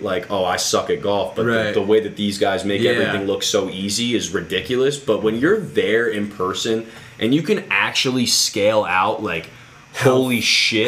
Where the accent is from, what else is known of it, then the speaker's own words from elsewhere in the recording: Connecticut, United States; my hometown course